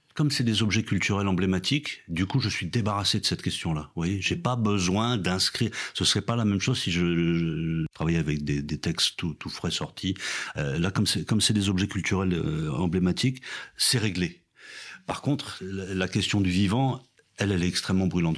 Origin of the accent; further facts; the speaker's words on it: France; culture dans laquelle je tombe en fait de naissance voilà, je suis français